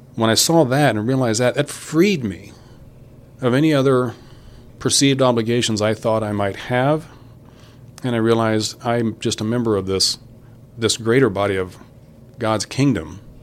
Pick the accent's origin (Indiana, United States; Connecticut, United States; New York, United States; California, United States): Indiana, United States; Kokomo; I'm from Kokomo originally